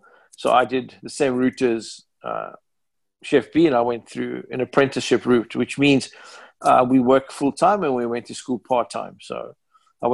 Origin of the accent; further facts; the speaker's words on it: Cape Town, Western Cape, South Africa; moved away as an adult; also born or lived in New York / Massachusetts; now in United States; Cape Town, South Africa, in my hometown